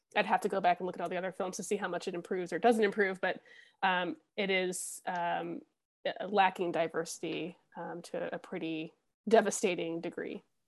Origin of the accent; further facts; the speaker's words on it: United States; as an American